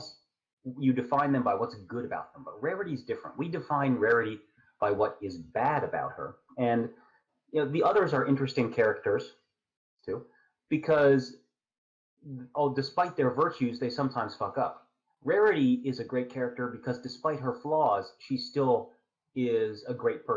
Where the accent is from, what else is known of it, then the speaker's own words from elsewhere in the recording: United States; I'm an American